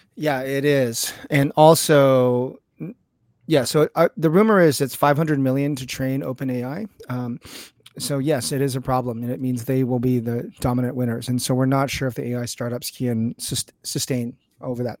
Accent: California, United States; I'm a Californian

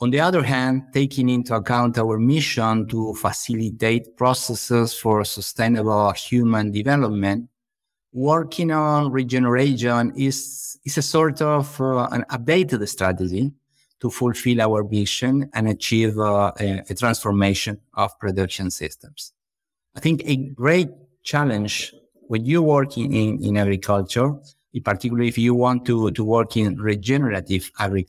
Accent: Buenos Aires, Argentina; born there; English is a second language; Well, I was born in Buenos Aires, Argentina, but I have been living for a long time on an eco farm close to Buenos Aires City.

